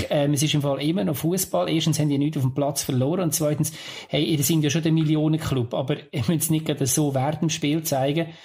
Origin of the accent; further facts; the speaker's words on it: Lucerne, Switzerland; wir haben das als Luzerner mehr als eines erlebt, dass, wenn man absteigt.